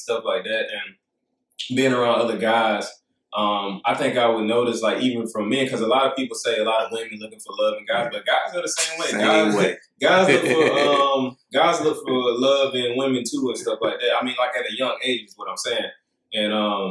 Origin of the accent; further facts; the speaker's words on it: Union, South Carolina, United States; Growing up in Union